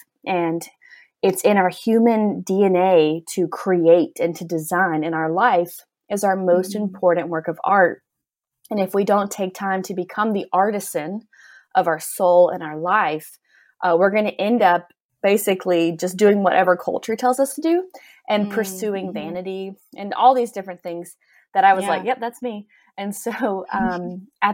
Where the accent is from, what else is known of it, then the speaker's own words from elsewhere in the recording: Gulf Coast of Alabama, United States; moved away as an adult; also born or lived in New York; now in Tennessee, United States; I'm from Alabama, small town girl. I grew up on the Gulf Coast of Alabama